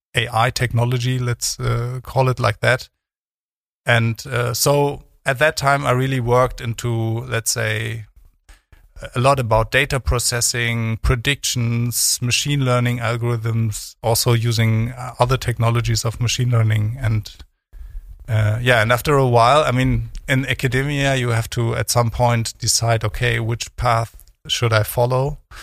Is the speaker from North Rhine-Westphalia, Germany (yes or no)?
yes; Cologne, North Rhine-Westphalia, Germany; moved away as an adult; also born or lived in East Berlin / Freiburg; now in Bremen, Germany; left Berlin when I was 10 years old, so um, not alone, but with my mother. So uh, I went to Cologne